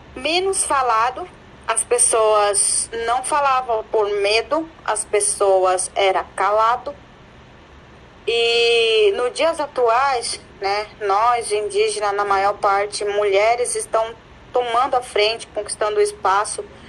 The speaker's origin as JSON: {"language": "Portuguese", "town": "Amambai", "region": "Mato Grosso do Sul", "country": "Brazil", "moved": "as an adult", "lives_now": "Dourados, Brazil", "said": "Eu sou de uma aldeia que se chama Guapuã, significa figueira, fica no município de Amambai. Atualmente eu moro na cidade de Dourados"}